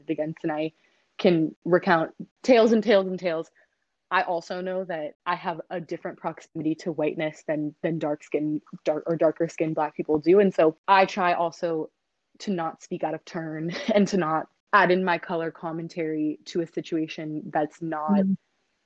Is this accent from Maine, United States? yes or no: yes; Maine, United States; moved away as an adult; I grew up in Maine, very, very white place